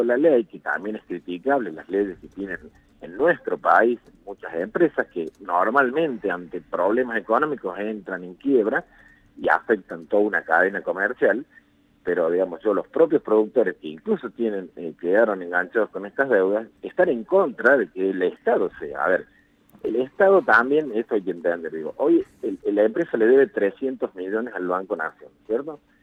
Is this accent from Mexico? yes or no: no; Argentina; como ciudadanos argentinos